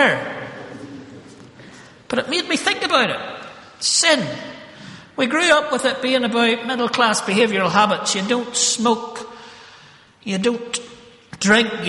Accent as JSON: {"language": "English", "region": "Northern Ireland", "country": "United Kingdom", "tie": "born or raised there", "said": "I grew up in Northern Ireland"}